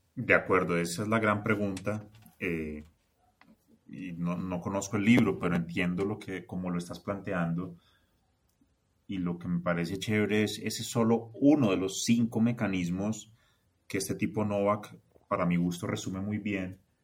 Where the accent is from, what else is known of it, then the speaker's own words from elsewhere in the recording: Colombia; also born or lived in Bogotá; yo soy colombiano